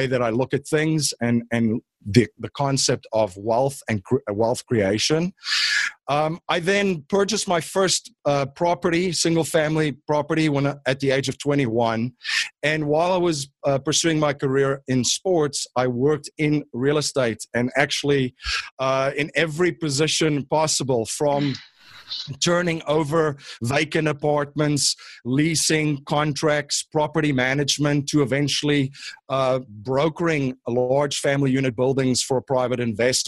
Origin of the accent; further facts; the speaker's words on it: Stellenbosch, Western Cape, South Africa; moved away as an adult; now in United States; I'm actually originally from South Africa. I grew up in a town called Stellenbosch, about 45 minutes outside of Cape Town